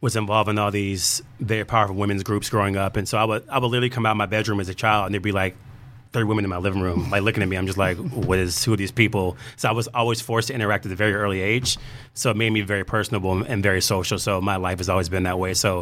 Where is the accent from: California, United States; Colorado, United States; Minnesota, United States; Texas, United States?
Texas, United States; Houston; moved away; I'm from Houston, Texas originally